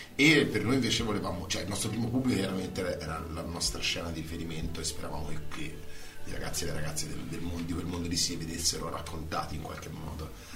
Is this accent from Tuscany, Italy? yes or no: yes; Grosseto, Tuscany, Italy; moved away as an adult; now in Rome, Italy; dopo più anni siamo a Roma, di che siamo cresciuti a Grosseto